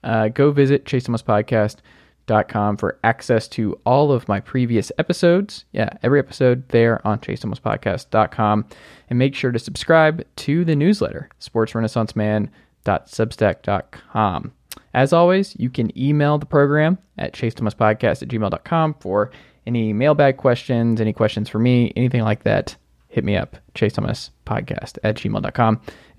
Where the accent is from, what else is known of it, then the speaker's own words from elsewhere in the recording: Georgia, United States; moved away; my home state of Georgia.